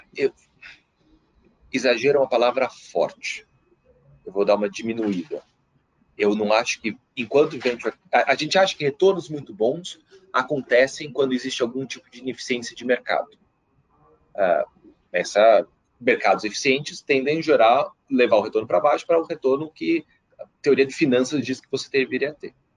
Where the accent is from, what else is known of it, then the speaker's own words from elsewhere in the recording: Brazil; eu como brasileiro